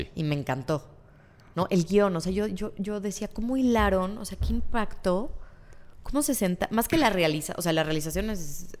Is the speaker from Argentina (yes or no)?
no; Mexico; nosotros como mexicanos